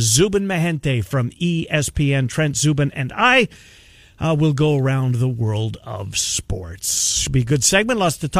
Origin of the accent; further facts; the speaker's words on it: Canada; I mean, it's honestly, it's a rite of being a Canadian boy.